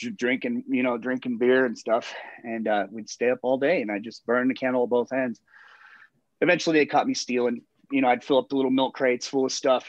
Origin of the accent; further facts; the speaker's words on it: Littleton, Colorado, United States; I'm from Littleton. I grew up in Littleton